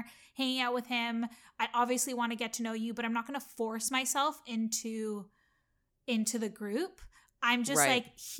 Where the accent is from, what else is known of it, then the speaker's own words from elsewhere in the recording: Canada; I assume that because we're all Canadian, obviously I'm Canadian.